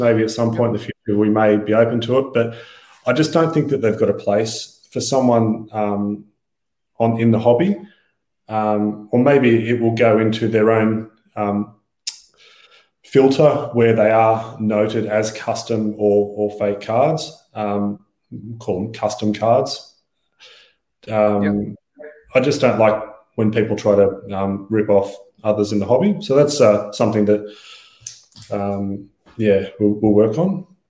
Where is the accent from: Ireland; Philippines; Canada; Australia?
Australia; we're Australian